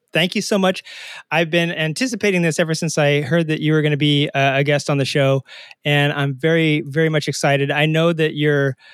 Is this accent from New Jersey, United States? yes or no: no; Arkansas, United States; moved away; I am originally from Arkansas